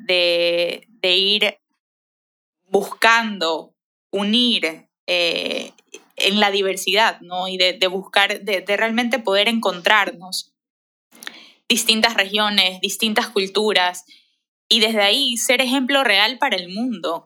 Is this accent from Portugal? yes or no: no; Ecuador; como ecuatorianos